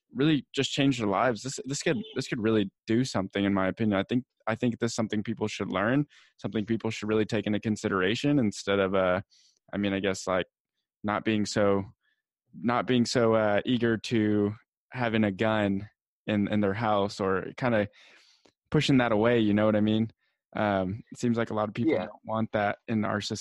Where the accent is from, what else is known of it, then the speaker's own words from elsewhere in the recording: San Diego, California, United States; San Diego where I'm from